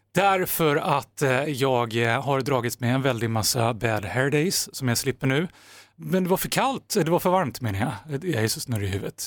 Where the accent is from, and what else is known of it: Sweden